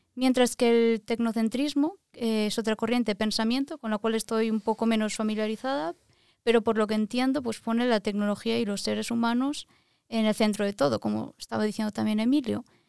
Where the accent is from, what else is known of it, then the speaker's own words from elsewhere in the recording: Valencia, Valencian Community, Spain; moved away as an adult; also born or lived in Lisbon, Portugal; now in Norway; soy de Valencia, España